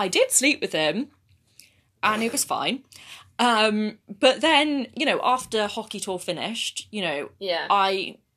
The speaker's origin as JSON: {"language": "English", "area": "Surrey", "region": "South East England", "country": "United Kingdom", "said": "I'm from Surrey"}